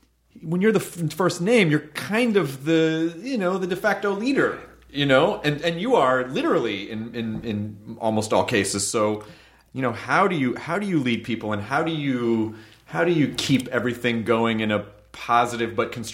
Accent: the South, United States; I grew up in the South, and I'm literally mean.

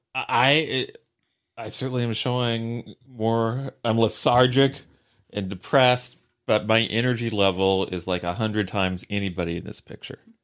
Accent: Columbus, Indiana, United States; my hometown, uh, uh, Columbus, Indiana

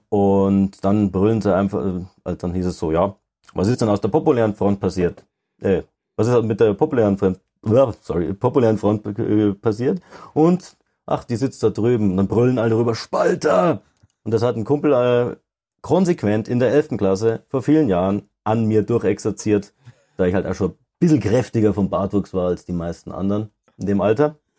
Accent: Denkendorf, Bavaria, Germany; aus der Ecke Ingolstadt. Also ein bisschen nördlicher, so Denkendorf

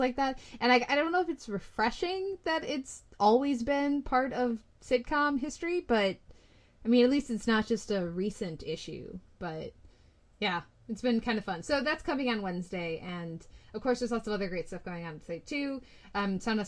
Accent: United States; I'm American.

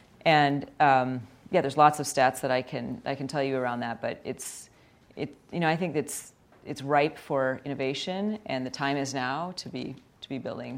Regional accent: Glen Ellyn, Illinois, United States; I grew up in outside of Chicago, and I grew up in a suburb, Glen Ellyn, and it was a western suburb and very middle class community.

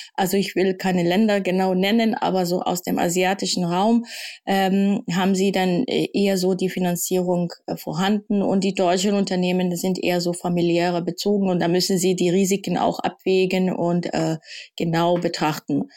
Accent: Kenya; now in Germany; ich bin also in Kenia aufgewachsen

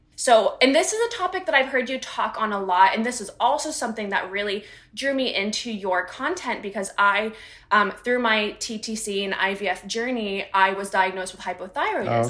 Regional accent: United States; growing up in the United States

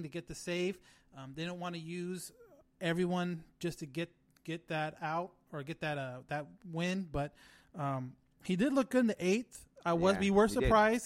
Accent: California, United States; We're from California

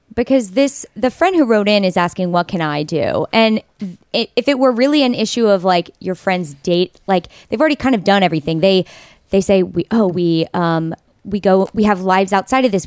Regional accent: Texas, United States; I grew up in Texas

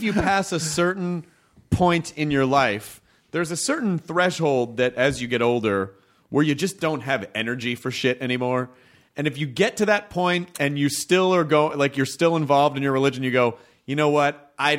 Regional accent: the South, United States; And growing up in the South, there's a giant, like, you're in the that's the Bible Belt.

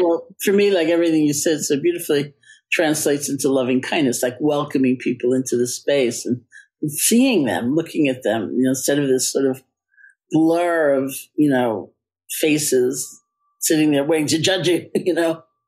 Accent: New York, United States; I am a New Yorker

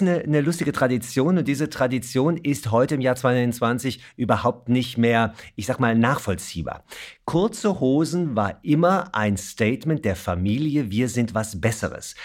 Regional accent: Germany; bei uns in Deutschland

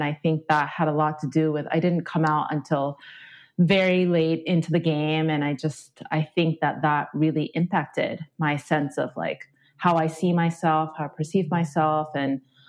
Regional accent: Japan; also born or lived in Australia; So basically I grew up in Japan and Australia, as you mentioned, and there's very little LGBTQ representation there. I mean, gay marriage is not legal back home in Japan.

